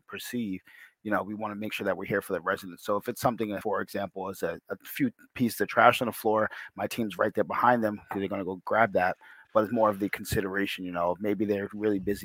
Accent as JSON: {"language": "English", "town": "Portsmouth", "region": "New Hampshire", "country": "United States", "tie": "born or raised there", "said": "I grew up in Portsmouth, actually, um, just around the corner from Rye, New Hampshire"}